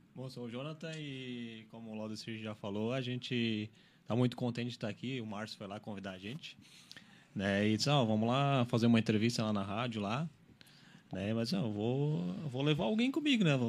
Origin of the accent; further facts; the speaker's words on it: Araranguá, Santa Catarina, Brazil; eu sou de Araranguá, né? Eu moro lá, eu trabalho aqui